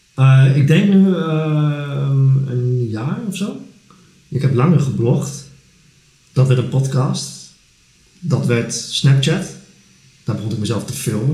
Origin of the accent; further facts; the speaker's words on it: Netherlands; ik ben Nederlander.